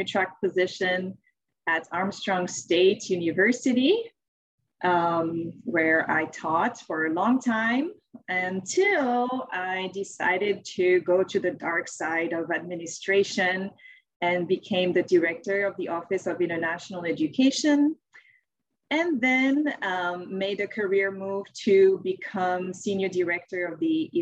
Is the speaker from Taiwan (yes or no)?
no; France; English is a second language; moved away as an adult; also born or lived in Ohio, United States; now in United States; I'm originally from France. I came to the U.S. a little while ago, right after high school, for supposedly 1 year to learn English.